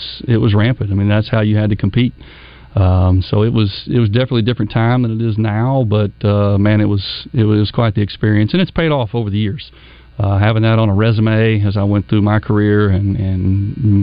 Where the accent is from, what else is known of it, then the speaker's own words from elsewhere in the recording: Springdale, Arkansas, United States; also born or lived in Birmingham, Alabama; now in Benton, United States; I grew up in Springdale.